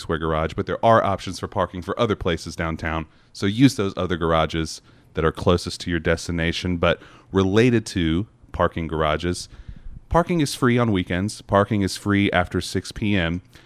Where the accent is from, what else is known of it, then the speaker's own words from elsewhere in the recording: North Carolina, United States; now in Knoxville, United States; I come from North Carolina, I did, you know, driving school there